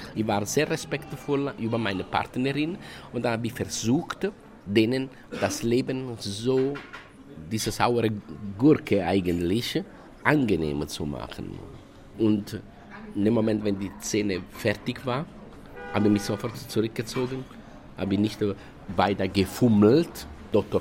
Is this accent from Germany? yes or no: no; Italy; German is a second language; moved away; Ich kam aus Italien